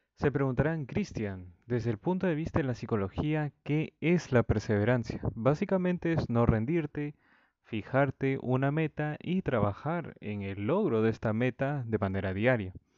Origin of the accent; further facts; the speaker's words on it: Peru; en mi país natal, Perú